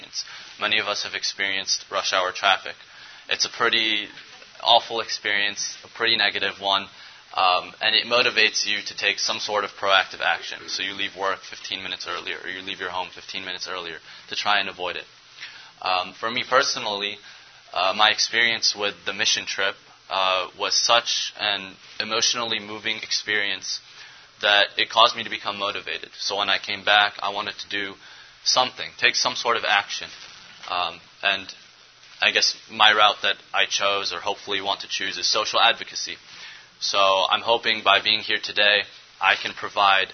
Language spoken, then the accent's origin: English; Cleveland, Ohio, United States; I was born and raised here in Cleveland, Ohio